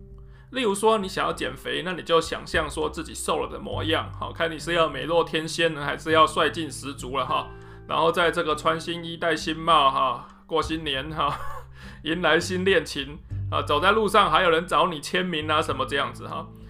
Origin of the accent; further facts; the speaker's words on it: Taichung, Taiwan; 例如说，我是台中人嘛，哈。那我读高中的时候呢，从来都不知道台大长什么样子。